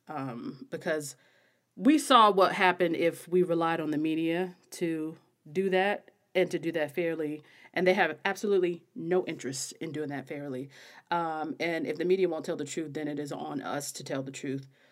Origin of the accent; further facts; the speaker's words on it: American South, United States; I'm an American woman, you can probably hear. I am a Southern Black woman.